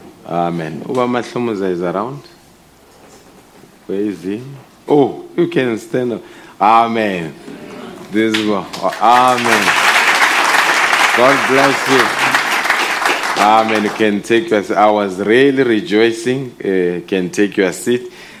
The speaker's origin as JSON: {"language": "English", "town": "Mamelodi", "region": "Gauteng", "country": "South Africa", "tie": "born or raised there", "said": "I grew up in Mamelodi, attended the school there until Mamelodi High School, where I did my JC."}